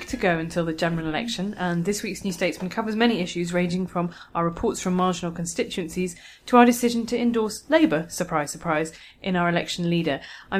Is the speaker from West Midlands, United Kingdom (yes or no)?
yes; Worcester, West Midlands, United Kingdom; moved away; I've been to Worcester this week, which is my hometown, which is another Labour-Tory marginal.